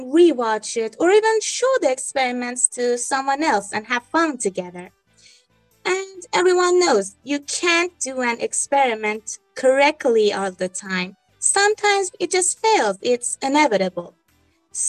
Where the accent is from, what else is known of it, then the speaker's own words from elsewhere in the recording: Iran; I'm from Iran, an 18-year-old girl